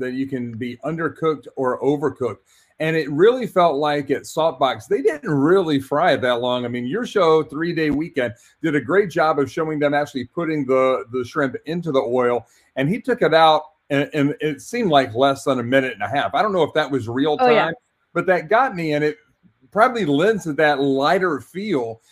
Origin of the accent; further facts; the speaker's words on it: the mountains of North Carolina, United States; I'm from the mountains of North Carolina